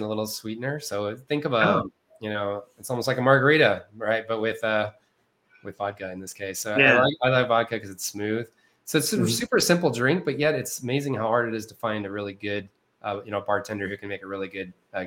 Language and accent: English; West Texas, United States; I actually grew up in the desert.